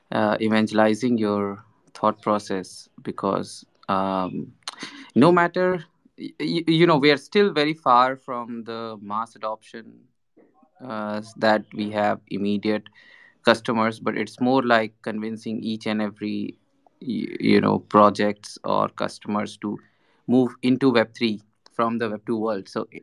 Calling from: India; It's early morning here in India, where I'm joining from.

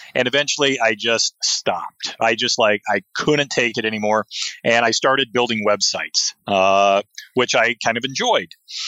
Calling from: Seattle, Washington, United States; I'm talking from Seattle, Washington, and it is a typical June cloudy day.

